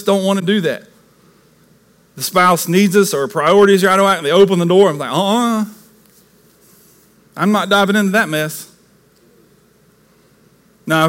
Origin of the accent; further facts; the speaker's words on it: the South, United States; this good old Southern boy